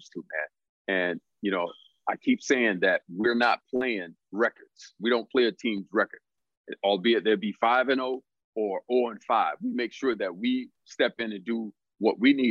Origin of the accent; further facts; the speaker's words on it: South Florida, United States; moved away; also born or lived in St. Louis; I grew up in South Florida.